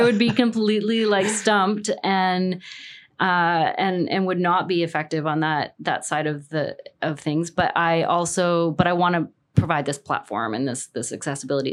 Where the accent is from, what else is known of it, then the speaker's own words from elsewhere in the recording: Canada; I'm Canadian